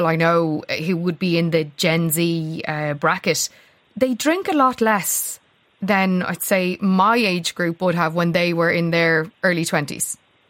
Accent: Ireland; as Irish people

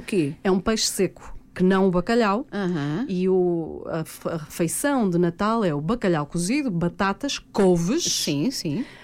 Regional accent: the North, Norte, Portugal; eu sou do Norte

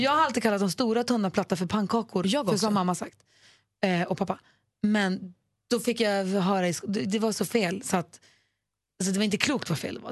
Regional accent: Luleå, Norrbotten County, Sweden; moved away; also born or lived in Småland / Gothenburg; jag är uppvuxen i Luleå, men vi bodde ju i Småland och Göteborg först.

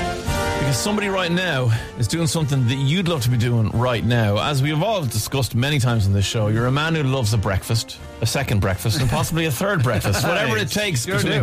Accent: Ireland; and I'm Irish.

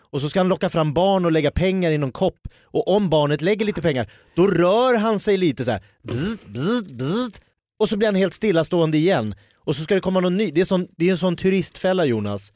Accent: Järfälla, Stockholm County, Sweden; jag är från Jakobsberg

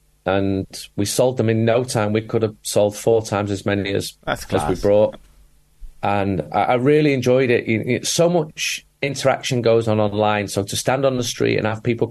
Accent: Manchester, North West England, United Kingdom; I'm from Manchester.

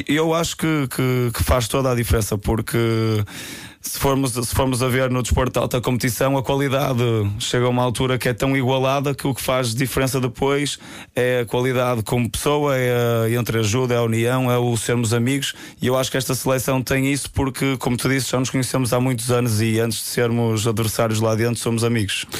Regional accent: Porto, Norte, Portugal; eu sou do Porto

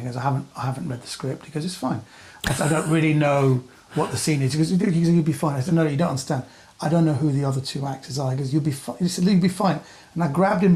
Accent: England, United Kingdom; I'm English

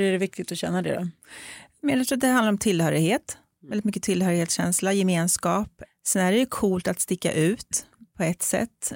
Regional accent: Sweden; jag är så extremt uppväxt i ett, en svensk kontext. Eh, jag är uppväxt med en svensk vit mamma och en bonuspappa som är svensk och vit och har svenska vita syskon och kommer från ett litet samhälle ute på landet

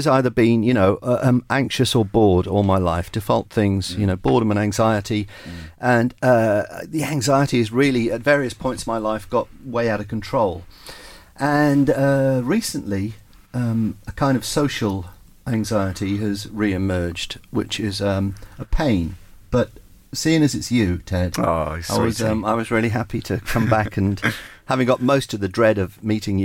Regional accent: South Wales, United Kingdom; also born or lived in Cardiff / Ystrad Mynach / Bridgend / Cwmbran; I was born in 1955 in Cardiff in South Wales, in a part of Cardiff called Adams Down

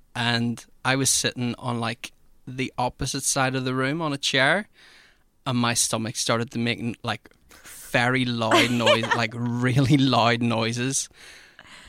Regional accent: Dundonald, Northern Ireland, United Kingdom; moved away; I'm originally from Dundonald

